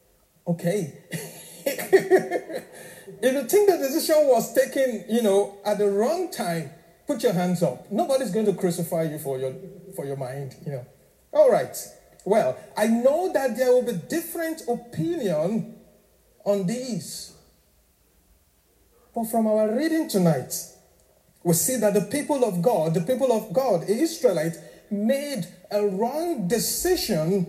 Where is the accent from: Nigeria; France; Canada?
Nigeria; now in Northern Ireland, United Kingdom; I'm originally from Nigeria, so I'm African.